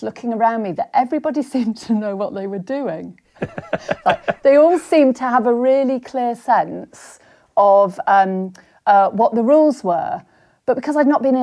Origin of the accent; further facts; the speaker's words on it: Somerset, South West England, United Kingdom; moved away as an adult; also born or lived in London; I grew up in Somerset